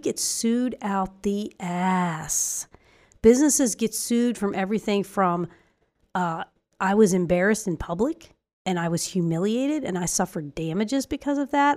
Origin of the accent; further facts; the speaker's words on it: Ireland; moved away; our our family out there in Ireland because we come from Ireland